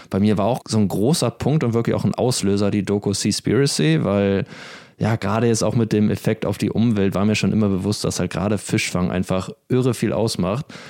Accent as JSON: {"language": "German", "country": "Germany", "moved": "yes", "said": "in Deutschland als Deutscher"}